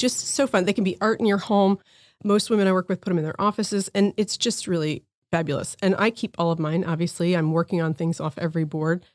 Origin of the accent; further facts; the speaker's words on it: New Jersey, United States; moved away; I grew up in New Jersey